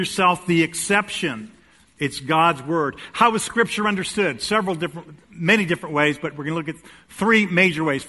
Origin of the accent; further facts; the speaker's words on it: United States; we're American